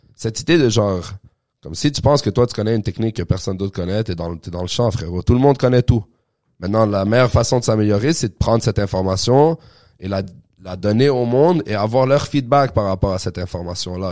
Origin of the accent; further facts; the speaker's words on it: Quebec, Canada; also born or lived in Montreal; nous, on vient du Québec